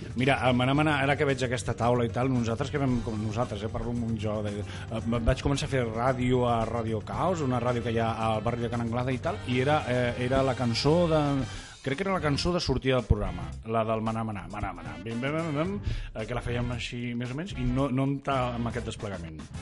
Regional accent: Catalonia, Spain; sóc català

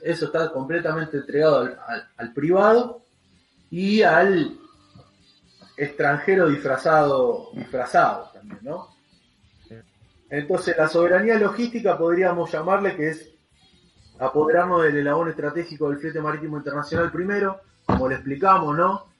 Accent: Argentina; Nosotros, como argentinos

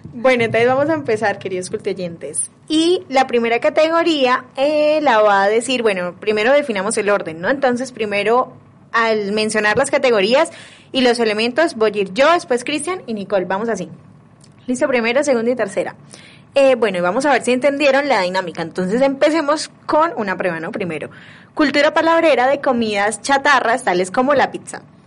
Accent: Bucaramanga, Santander, Colombia; en el barrio yo yo crecí en Alfonso López

